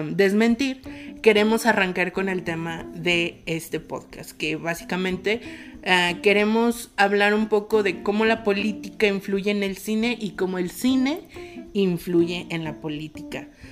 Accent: Mexico; nosotros como mexicanos

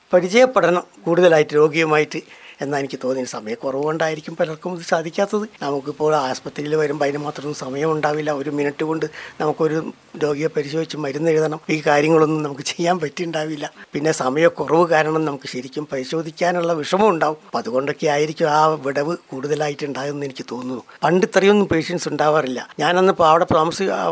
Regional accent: Kozhikode, Kerala, India; moved away as an adult; also born or lived in Wayanad; now in Mananthavady, India; ഞാനും സ്ഥിരമായിട്ട് വയനാട്ടുകാരനല്ല കോഴിക്കോട്ടുകാരനാണ്

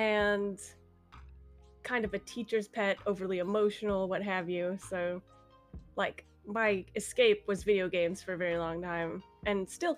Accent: California, United States; born there; I was, yeah. I was born in Cali.

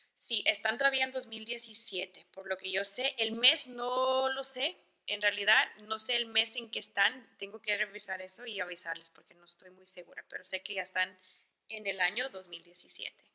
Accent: El Paso, Texas, United States; yo soy del Paso

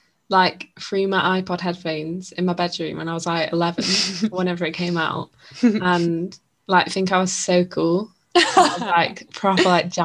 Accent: Blackpool, North West England, United Kingdom; I'm from Blackpool.

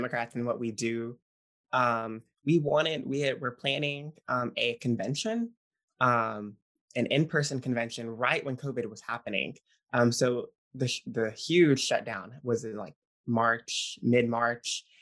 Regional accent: West Monroe, Louisiana, United States; I am from West Monroe, Louisiana, in the northern part of the state, northeast

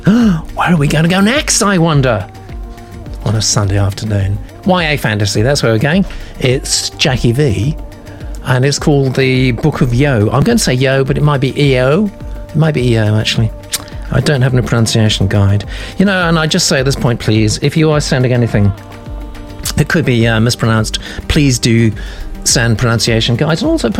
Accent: California, United States; I live in the Pacific Northwest, though I grew up in California.

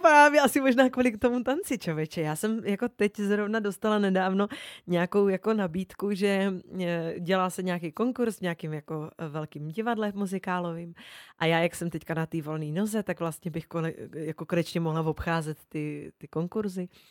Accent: Olomouc, Olomouc Region, Czechia; já jsem z Olomouce, to je moje rodné město

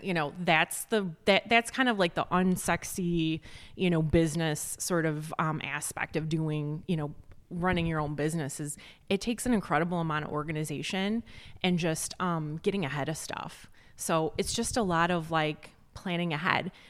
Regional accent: Joliet, Illinois, United States; moved away as an adult; also born or lived in Chicago; now in McHenry County, United States; I'm from, like, the Southwest suburbs, like, the Joliet area.

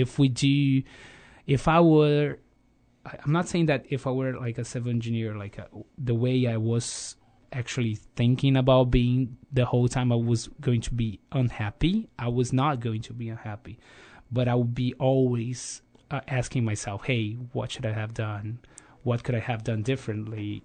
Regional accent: Rio de Janeiro, Brazil; I grew up in Rio

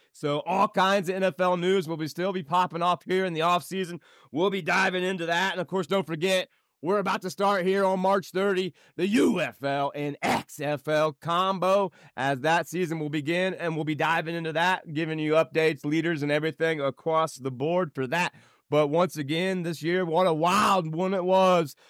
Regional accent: Indiana, United States; my home state of Indiana

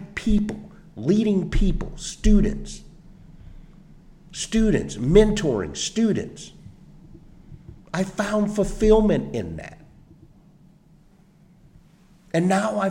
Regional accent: Ormond Beach, Florida, United States; moved away as an adult; also born or lived in Minnesota; Growing up in Ormond, going to the Pine Trail Elementary, Tomoka Elementary, Ormond Junior, Ormond Middle today, Seabreeze High School

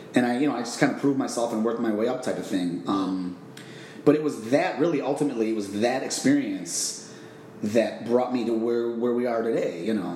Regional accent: Chicago, Illinois, United States; moved away as an adult; now in Phoenix, United States; I'm originally from Chicago, Illinois. Uh, I moved out to the Phoenix area almost two years ago

